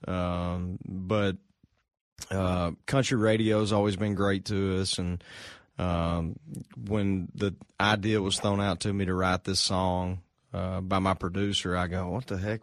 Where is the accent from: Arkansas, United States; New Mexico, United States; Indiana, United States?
Arkansas, United States; moved away as an adult; now in Nashville, United States; moved from from home in Arkansas